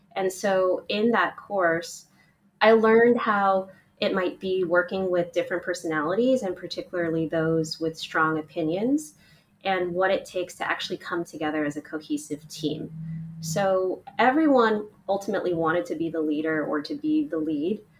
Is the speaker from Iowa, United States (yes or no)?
no; Oakland, California, United States; I grew up in Oakland, California